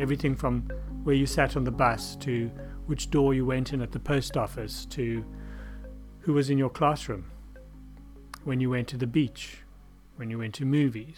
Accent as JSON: {"language": "English", "country": "South Africa", "tie": "born or raised there", "moved": "as an adult", "lives_now": "Germany", "said": "I grew up in South Africa"}